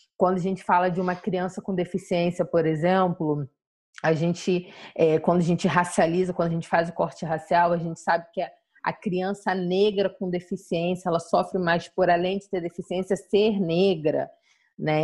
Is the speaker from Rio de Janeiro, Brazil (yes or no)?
yes; Jardim Catarina, Rio de Janeiro, Brazil; Sou do Jardim Catarina